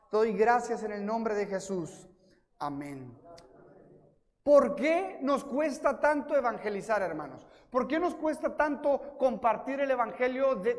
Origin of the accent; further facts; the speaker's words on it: Ciudad Juárez, Chihuahua, Mexico; also born or lived in El Paso, Texas, United States; Literalmente nací en El Paso, Texas, pero crecí en Juárez, México pero estudié la primaria en El Paso y luego vivía en Juárez y luego cuando me mudé al Paso a vivir, iba a la iglesia a México